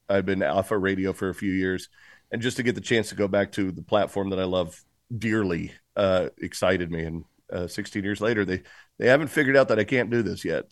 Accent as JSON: {"language": "English", "town": "Tulsa", "region": "Oklahoma", "country": "United States", "tie": "born or raised there", "also_born_or_lived": "Cincinnati / Boston", "moved": "yes", "said": "I was technically born in Cincinnati and lived in Boston, but when I moved to Tulsa, that's when I truly became, I believe, who I am today"}